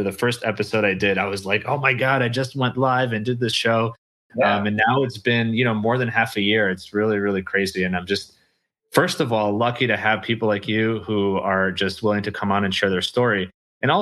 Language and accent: English; New York, United States; also born or lived in Ukraine / Austria; But we moved to from the Soviet Union to Austria for about 6 months, and then we came to New York